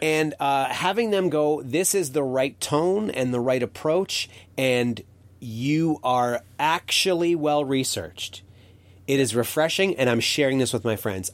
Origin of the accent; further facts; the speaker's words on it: Canada; as a Canadian